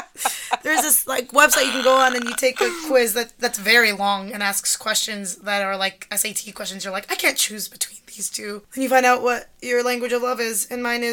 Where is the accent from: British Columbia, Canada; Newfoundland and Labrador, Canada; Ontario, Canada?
Ontario, Canada; Toronto; because I grew up in Toronto.